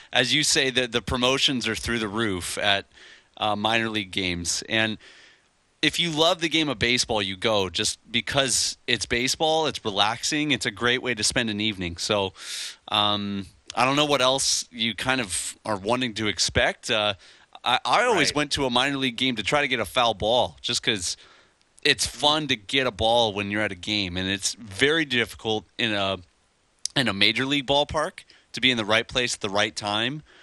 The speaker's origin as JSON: {"language": "English", "area": "outside of Chicago", "region": "Illinois", "country": "United States", "tie": "born or raised there", "moved": "yes", "lives_now": "Honolulu, United States", "said": "where we grew up outside of Chicago"}